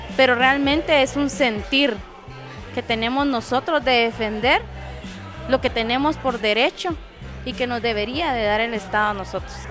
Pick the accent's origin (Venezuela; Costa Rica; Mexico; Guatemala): Guatemala; somos guatemaltecos